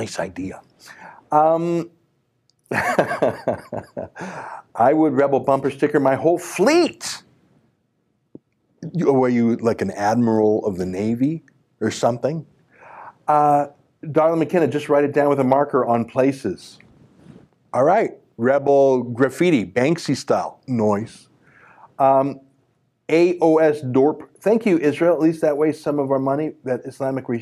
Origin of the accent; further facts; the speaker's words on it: Canada; I'm a Canadian first and only. I only have one passport. Canada's my home